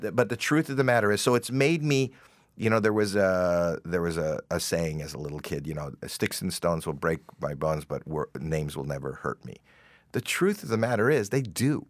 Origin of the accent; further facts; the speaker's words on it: Toronto, Ontario, Canada; me coming from Toronto, but the fact that it is my hometown